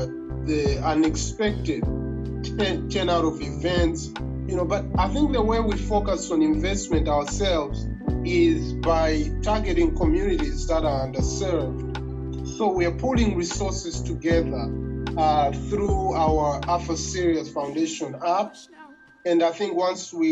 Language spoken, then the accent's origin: English; Malawi; moved away as an adult; now in United States; I come from Malawi.